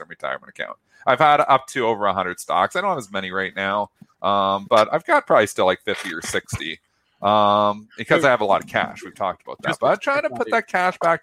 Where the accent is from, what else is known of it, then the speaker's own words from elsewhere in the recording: Canada; I'm Canadian